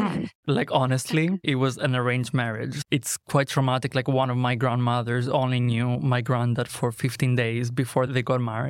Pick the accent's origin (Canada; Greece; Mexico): Greece; English is a second language; So I grew up in a very conservative area. Greece is Christian Orthodox.